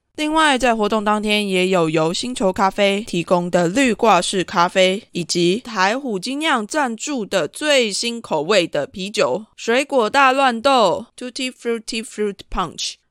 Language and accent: Chinese; Taiwan; 就我一个台湾人的角度来看